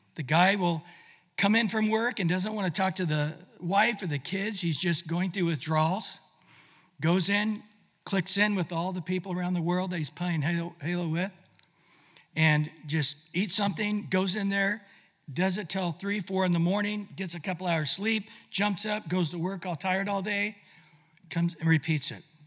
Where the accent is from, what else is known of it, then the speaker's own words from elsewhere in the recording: Visalia, California, United States; moved away; I just was in my hometown in Visalia where I grew up.